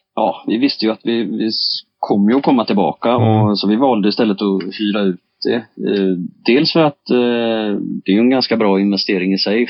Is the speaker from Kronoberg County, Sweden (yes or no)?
no; Bohuslän coast, Västra Götaland, Sweden; växte jag upp jag på, på Bohuskusten i, i naturhamnar